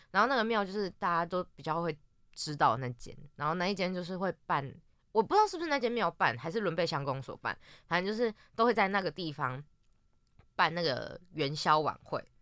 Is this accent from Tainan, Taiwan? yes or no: no; Yunlin County, Taiwan; 因为我是云林人嘛